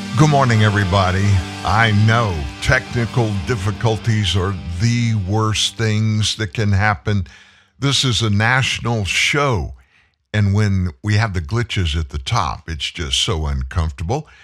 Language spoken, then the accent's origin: English; United States; we as the American people